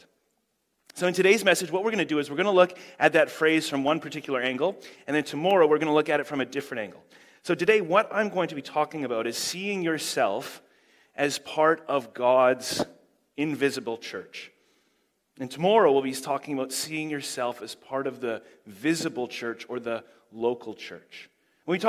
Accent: Canada; now in Huntly, New Zealand; I do live in Huntley now, but I am from Canada, which is why I talk so normally

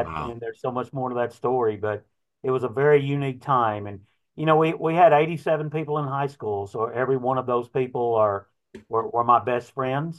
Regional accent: Big Sandy, Texas, United States; also born or lived in Sherman, Texas; Big Sandy was a small town, still is a small town at that time of 649

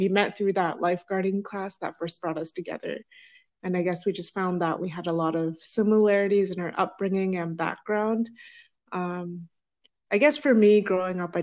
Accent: North Shore, Vancouver, British Columbia, Canada; I grew up on the North Shore, so I sort of kind of knew a bit about the North Shore, but I didn't really know much about the rest of Vancouver

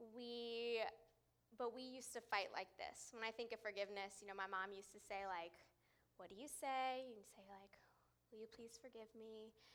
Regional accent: California, United States; moved away; I grew up in California

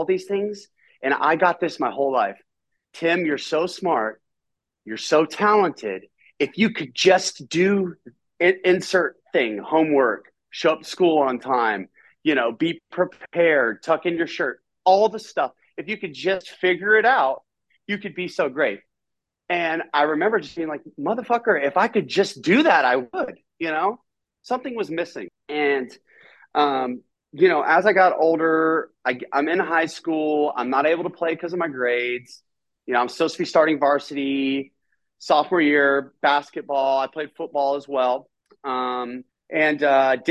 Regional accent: Nashville, Tennessee, United States; I grew up, I'm from Nashville, Tennessee. And I grew up in a home

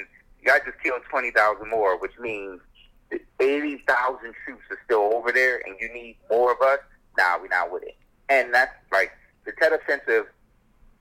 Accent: United States; being an American

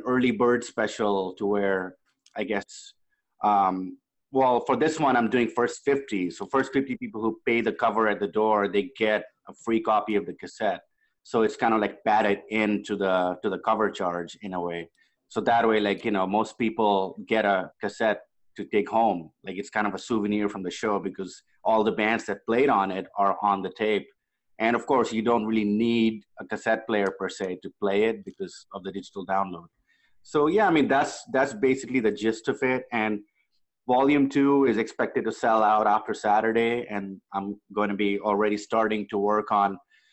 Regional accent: India; now in Los Angeles, United States; I grew up in India

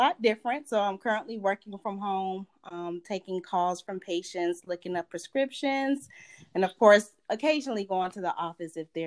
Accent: Lithonia, Georgia, United States; moved away as an adult; also born or lived in Florida; I'm originally from Atlanta, Georgia. More specifically, I grew up in Lithonia, Georgia, right outside of Atlanta

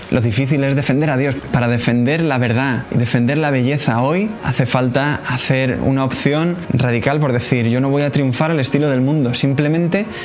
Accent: Cuenca, Castilla-La Mancha, Spain; de la comunidad Siervos del Hogar de la Madre y pues soy de Cuenca. Yo conocí a esta comunidad en Cuenca en una peregrinación que hicieron a Fátima.

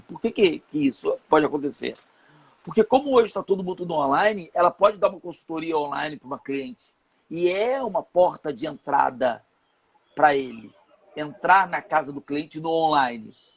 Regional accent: São Gonçalo, Rio de Janeiro, Brazil; Eu sou de São Gonçalo, é, então aqui do, no, no, Rio de Janeiro

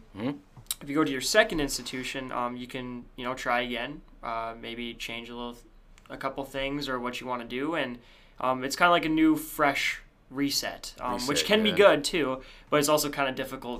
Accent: Devils Lake, North Dakota, United States; I am from Devils Lake, North Dakota.

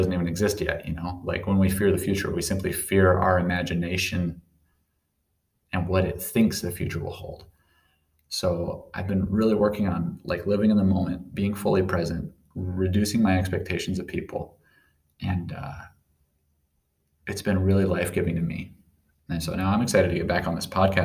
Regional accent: Sandpoint, Idaho, United States; moved away; the city of Sandpoint. That's the town I grew up

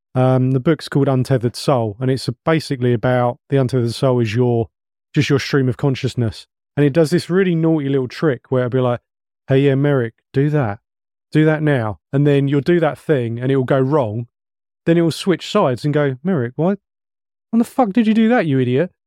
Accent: England, United Kingdom; we're English

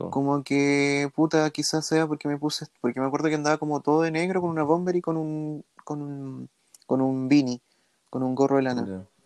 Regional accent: Chile; nosotros, nosotros como chilenos no, no recibimos el racismo que recibe una persona extranjera dentro de Chile, ¿cachai?

